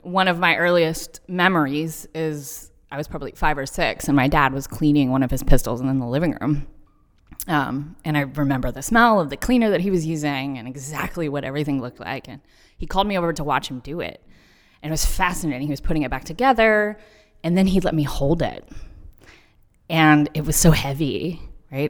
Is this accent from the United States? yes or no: yes; Texas, United States; moved away; I grew up in Texas